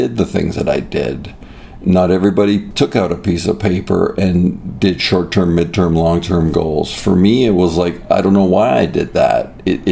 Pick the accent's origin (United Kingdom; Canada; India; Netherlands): Canada; Toronto, Ontario; now in United States; my childhood was great. It was in the Greater Toronto area